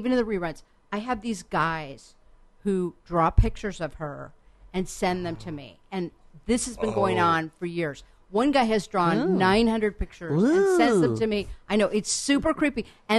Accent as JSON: {"language": "English", "town": "Los Angeles", "region": "California", "country": "United States", "tie": "born or raised there", "also_born_or_lived": "Studio City", "said": "I have moved 5 miles. I grew up in Van Nuys. I live in Studio City."}